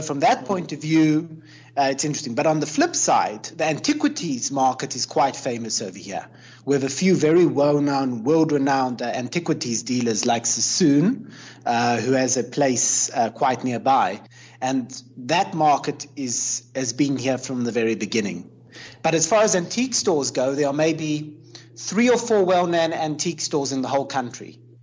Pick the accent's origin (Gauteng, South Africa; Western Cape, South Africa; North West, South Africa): Western Cape, South Africa; Cape Town; now in Jerusalem; I grew up in South Africa, so it was very colonial in Cape Town.